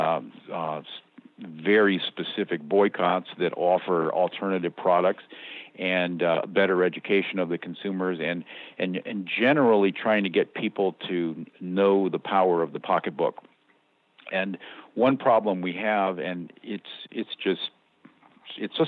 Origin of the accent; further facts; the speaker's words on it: United States; I'm the American